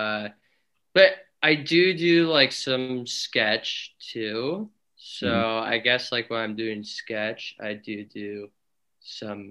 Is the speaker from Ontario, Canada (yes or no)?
yes; Kitchener, Ontario, Canada; moved away as an adult; now in Toronto, Canada; I'm originally from Kitchener-Waterloo, Ontario